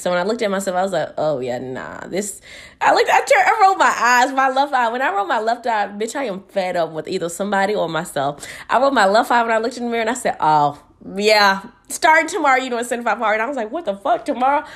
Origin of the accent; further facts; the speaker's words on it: Houston, Texas, United States; moved away; I'm from Houston. We, it's probably hot right now over there. We ain't used to the snow